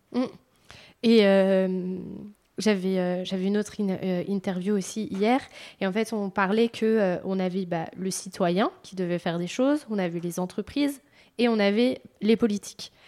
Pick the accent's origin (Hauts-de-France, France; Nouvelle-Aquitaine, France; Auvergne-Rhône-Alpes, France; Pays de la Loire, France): Pays de la Loire, France; Vendée; je viens de Vendée